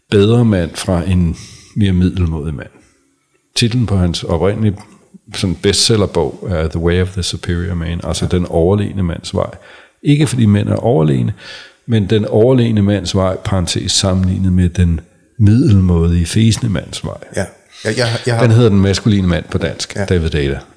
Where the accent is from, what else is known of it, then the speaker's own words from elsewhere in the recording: Sorø, Zealand, Denmark; Han er flyttet til min barndomsby, øh, Sorø.